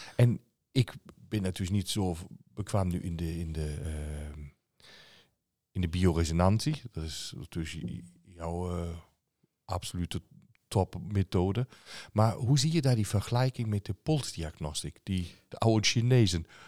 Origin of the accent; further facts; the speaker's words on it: Germany; als Duitser